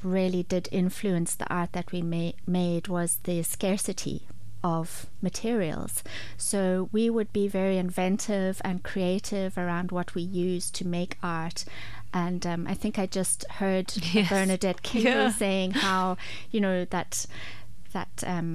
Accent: Zimbabwe; accent: Zimbabwean twang; moved away as an adult; now in Ireland; I was born in Zimbabwe. And when we had to leave because of political trouble

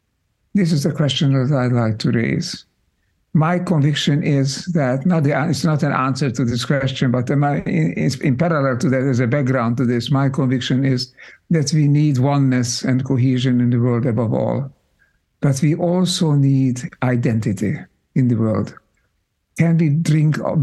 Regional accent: Budapest, Hungary; moved away; I grew up in Hungary, in Budapest

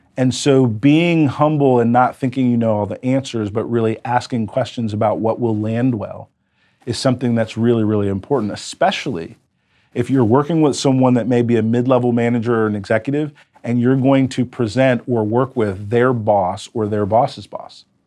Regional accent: United States; I was an American entrepreneur

